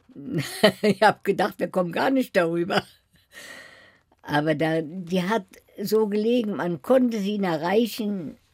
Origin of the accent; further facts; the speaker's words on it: Berlin, Germany; moved away as an adult; now in Paris, France; Ich habe niemals verleugnet, dass ich aus Berlin komme